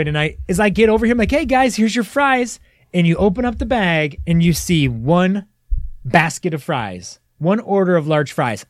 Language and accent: English; Monroe, Michigan, United States; born or raised there